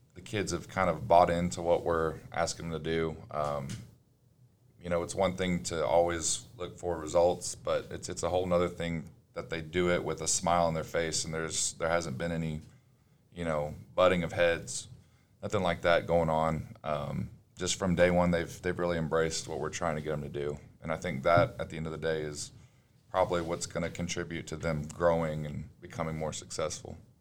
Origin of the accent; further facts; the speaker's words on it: Nacogdoches, Texas, United States; I grew up in Nacogdoches